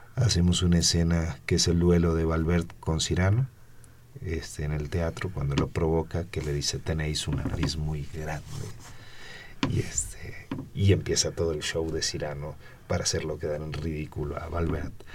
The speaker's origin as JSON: {"language": "Spanish", "region": "Buenos Aires Province", "country": "Argentina", "moved": "as an adult", "lives_now": "Mexico", "said": "yo soy mexicano por adopción. O sea, mi origen, este, yo vengo de Argentina tengo casi 30 años aquí"}